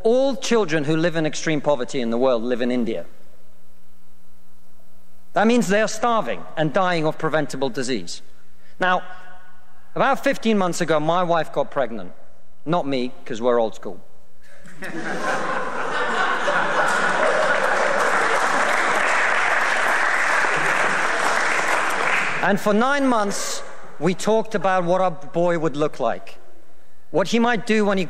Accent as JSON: {"language": "English", "country": "Russia", "moved": "yes", "lives_now": "United Kingdom", "said": "I come from Russia"}